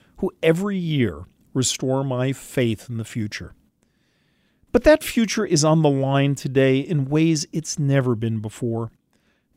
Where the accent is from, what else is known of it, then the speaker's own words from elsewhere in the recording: New York City, New York, United States; moved away; I grew up in New York City, a product of the public schools